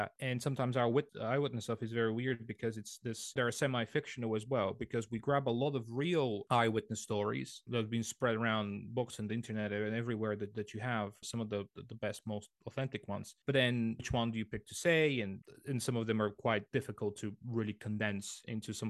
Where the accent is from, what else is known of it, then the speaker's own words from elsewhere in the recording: Sofia, Sofia City, Bulgaria; I grew up in the capital, in Sofia, so which is on the west side of Bulgaria